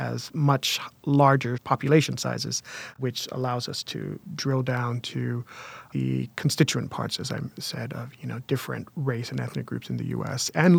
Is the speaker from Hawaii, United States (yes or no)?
yes; Waipahu, Hawaii, United States; I was born and raised in Hawaii. I was born in a town called Waipahu, which is an old sugarcane plantation town, and it was primarily that and transitioned into not being such a town over my lifetime.